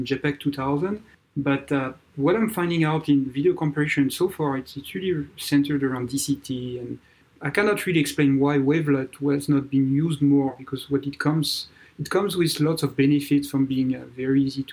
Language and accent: English; France; accent: French; English is a second language; moved away as an adult; also born or lived in Texas, United States; now in Bay Area, United States; you can feel by my accent, I'm French, born and raised in France, and came to US in 99